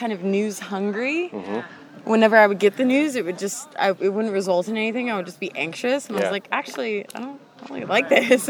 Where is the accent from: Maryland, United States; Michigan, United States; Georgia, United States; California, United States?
Maryland, United States; Baltimore; I'm from Baltimore, Maryland.